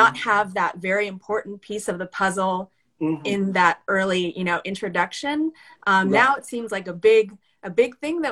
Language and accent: English; Los Angeles, California, United States; moved away as an adult; now in Davis, United States; I was born and raised in Los Angeles, California.